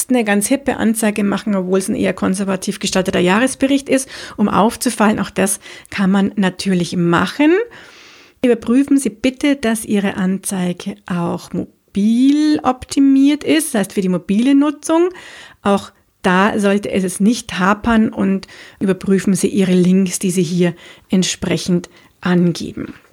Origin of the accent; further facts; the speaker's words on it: Munich, Bavaria, Germany; bin ich eine Münchnerin, das heißt in München geboren und aufgewachsen. Ich liebe auch diese Stadt